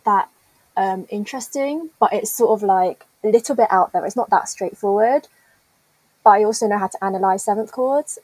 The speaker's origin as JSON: {"language": "English", "region": "London", "country": "United Kingdom", "moved": "as an adult", "lives_now": "Birmingham, United Kingdom", "said": "I'm from London"}